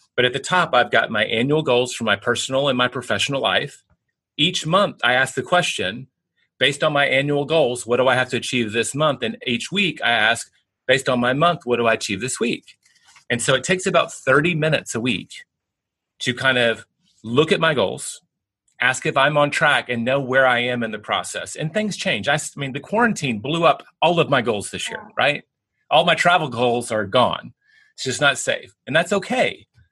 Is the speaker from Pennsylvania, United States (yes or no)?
no; Tennessee, United States; now in Texas, United States; I'm in Texas, I grew up in Tennessee